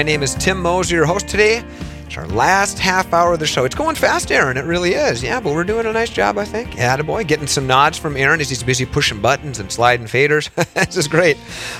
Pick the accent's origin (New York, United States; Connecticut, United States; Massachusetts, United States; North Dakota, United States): North Dakota, United States; northwestern; I'm from northwestern North Dakota